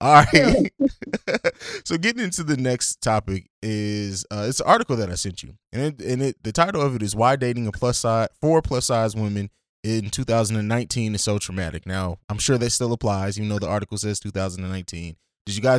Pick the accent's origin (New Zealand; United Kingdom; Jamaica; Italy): Italy; also born or lived in Germany; I grew up in Europe. I grew up in Italy and Germany.